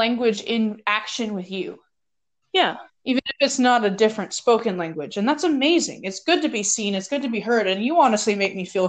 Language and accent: English; Fort Worth, Texas, United States; now in Alaska, United States; I come from the hustle and bustle of Fort Worth, Texas, which has, I learned the other day, more people in it than the entirety of Alaska, where I live now.